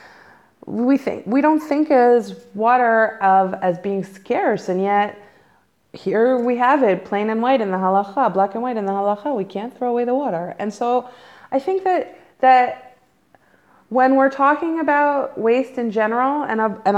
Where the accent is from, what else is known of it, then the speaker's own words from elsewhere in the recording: United States; moved away as an adult; now in Israel; as an American